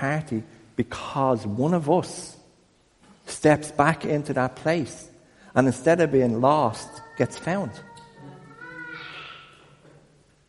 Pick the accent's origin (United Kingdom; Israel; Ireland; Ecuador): Ireland; I'm Irish